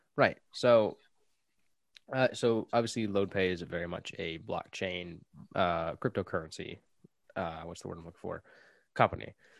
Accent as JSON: {"language": "English", "country": "United States", "said": "I'm from America"}